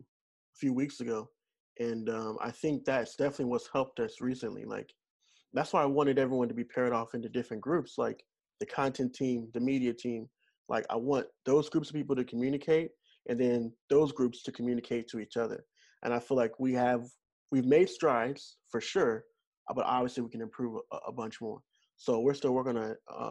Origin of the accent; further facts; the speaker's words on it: Missouri, United States; moved away; I'm originally from Missouri